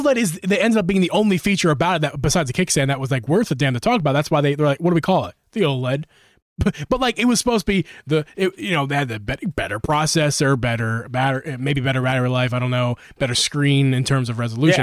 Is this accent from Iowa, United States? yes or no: no; Philadelphia, Pennsylvania, United States; my home, my home state, home city